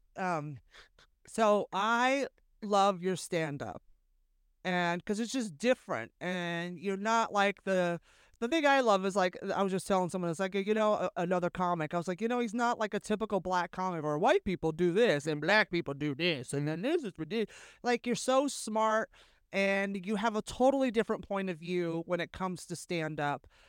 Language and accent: English; Bay Area, California, United States; growing up in the Bay Area